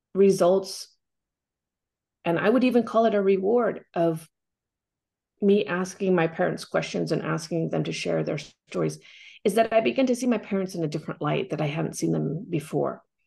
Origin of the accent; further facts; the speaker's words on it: Corvallis, Oregon, United States; moved away; also born or lived in Cambodia; growing up in Corvallis, Oregon